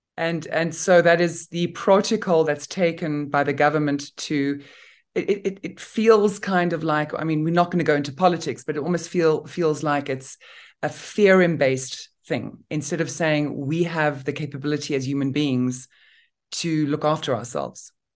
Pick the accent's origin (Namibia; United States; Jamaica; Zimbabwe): Namibia; I come from Namibia in Africa